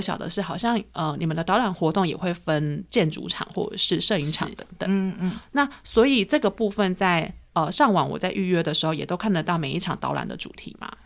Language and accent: Chinese; Taichung, Taiwan; 像我是台中人嘛